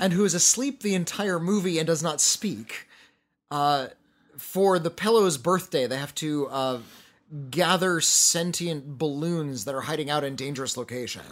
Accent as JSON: {"language": "English", "town": "Santa Monica", "region": "California", "country": "United States", "tie": "born or raised there", "said": "I was born in Santa Monica, California"}